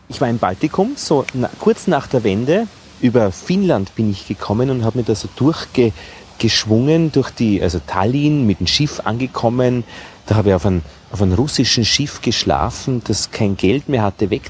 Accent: Vienna, Austria; vielleicht war ich einfach nicht die Zielgruppe als Wiener.

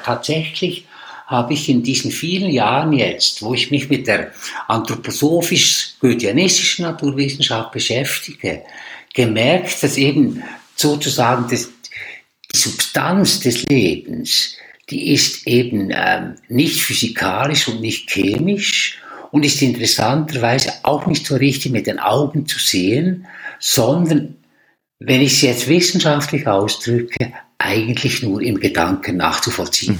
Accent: Switzerland; als Schweizer

